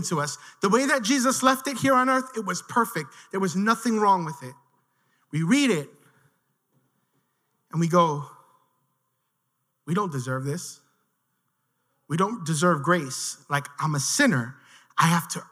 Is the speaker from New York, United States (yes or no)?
yes; New York City, New York, United States; I grew up in Williamsburg